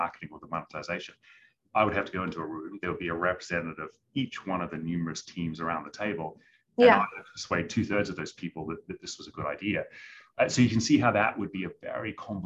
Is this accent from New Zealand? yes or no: yes; New Zealand; moved away; I'm originally from New Zealand